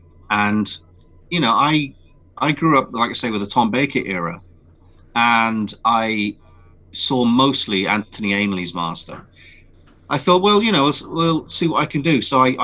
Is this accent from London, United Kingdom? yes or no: yes; London, United Kingdom; because my family are Welsh, even though we were living in London